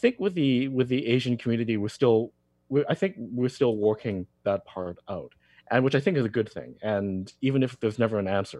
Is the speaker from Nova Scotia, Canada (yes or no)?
no; Vancouver, British Columbia, Canada; now in Toronto, Canada; I'm from Vancouver